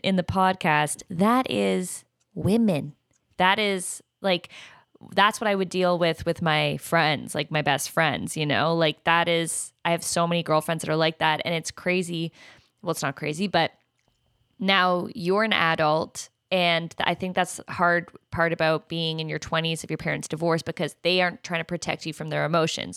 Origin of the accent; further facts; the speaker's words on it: Canada; I'm Canadian, so yeah, I know French.